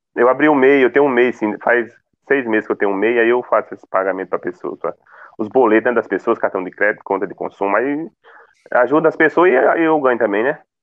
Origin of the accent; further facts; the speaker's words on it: Coronel Ezequiel, Rio Grande do Norte, Brazil; Sou de Coronel Ezequiel, Rio Grande do Norte